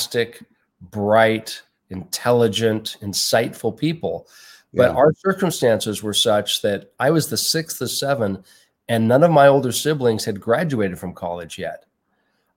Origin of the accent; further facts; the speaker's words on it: Portland, Oregon, United States; moved away as an adult; now in Salt Lake City, United States; I was born in Portland, Oregon.